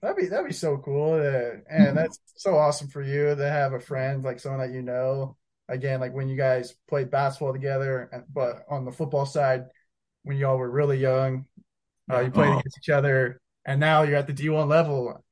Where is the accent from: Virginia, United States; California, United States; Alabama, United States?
Virginia, United States; moved away as an adult; now in Provo, United States; we grew up in Virginia. That's where we're from.